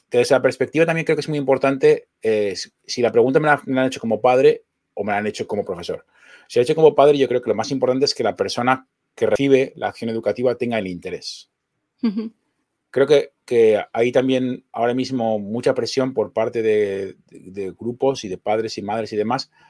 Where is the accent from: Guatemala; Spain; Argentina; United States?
Spain; Zaragoza, Aragon; estamos en una ciudad con playa. Vengo de Zaragoza, que es el puro desierto.